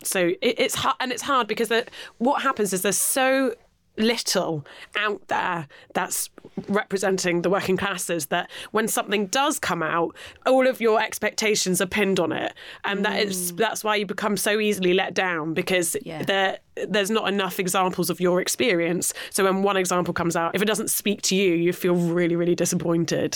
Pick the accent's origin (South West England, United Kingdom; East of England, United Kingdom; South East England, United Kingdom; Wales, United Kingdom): South West England, United Kingdom; Penzance; now in London, United Kingdom; I'm from Penzance, like yeah, ah. out, on the way out to Land's End